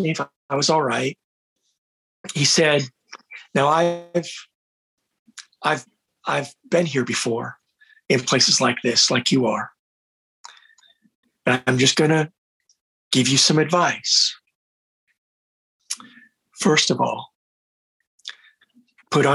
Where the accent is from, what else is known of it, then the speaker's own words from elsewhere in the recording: United States; I was an ignorant American